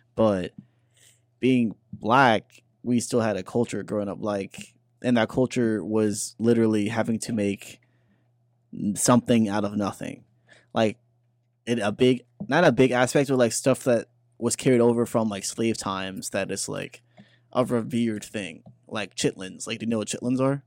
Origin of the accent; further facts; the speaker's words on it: Memphis, Tennessee, United States; accent: Memphis; moved away as an adult; that's my hometown.